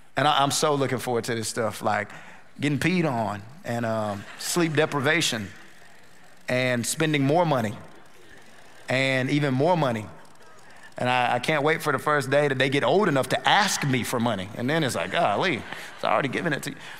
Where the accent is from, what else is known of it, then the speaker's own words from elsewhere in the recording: North Carolina, United States; now in Houston, United States; We're originally from North Carolina.